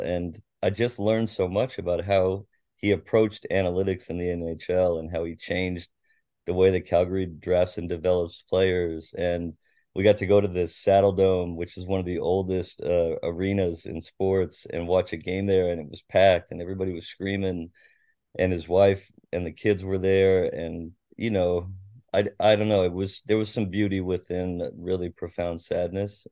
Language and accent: English; Tacoma, Washington, United States; also born or lived in University Place; I grew up in Tacoma. I went to Curtis High School. I lived mostly in University Place when I was a kid